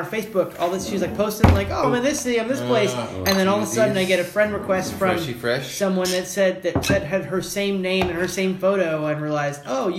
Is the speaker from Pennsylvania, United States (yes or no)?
no; Louisville, Kentucky, United States; I'm not from Texas. I'm from Louisville, Kentucky. So land of bourbon